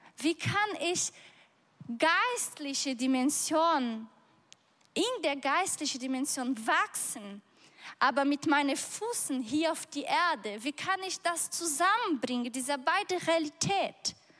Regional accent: Brazil; German is a second language; moved away; ich bin auf dem Bauerhof aufgewachsen.

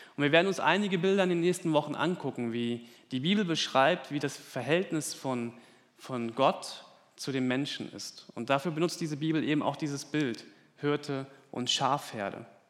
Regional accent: Germany; bei uns in Deutschland

